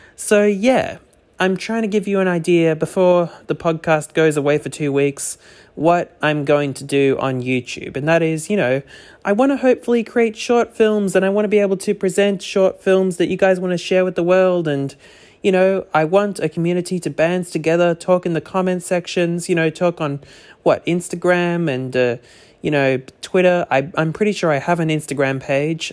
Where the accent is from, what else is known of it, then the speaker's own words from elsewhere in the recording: Australia; as an Australian